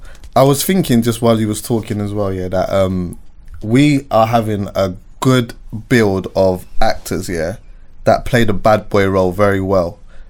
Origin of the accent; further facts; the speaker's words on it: Jamaica; as a Jamaican, I would know if I'm listening to him.